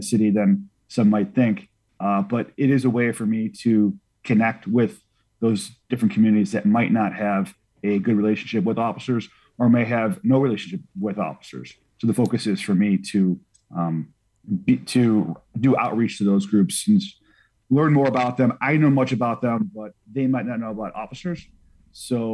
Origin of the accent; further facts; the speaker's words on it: Chicago, Illinois, United States; I was I was born and raised in the city. I went to Queen of All Saints growing up.